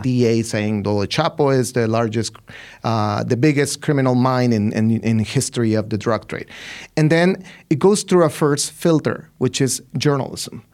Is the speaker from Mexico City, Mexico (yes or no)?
no; Ciudad Juarez, Chihuahua, Mexico; I'm from Ciudad Juarez, right? I'm from that city.